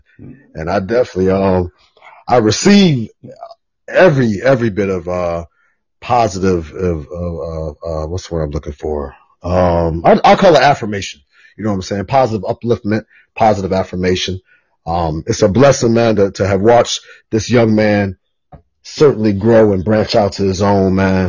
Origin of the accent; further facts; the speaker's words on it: Chicago, Illinois, United States; now in Florida, United States; born and raised in Chicago, migrated down to Florida